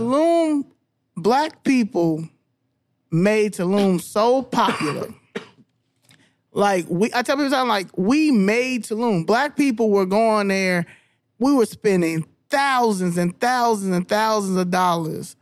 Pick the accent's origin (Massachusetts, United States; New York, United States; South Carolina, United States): New York, United States; Albany; first language English; I was born in Albany, New York